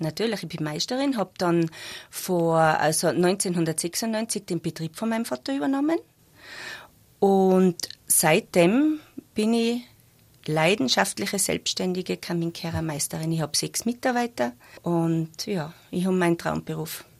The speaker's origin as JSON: {"language": "German", "town": "Zell am Ziller", "region": "Tyrol", "country": "Austria", "said": "ich bin eigentlich aus Zell"}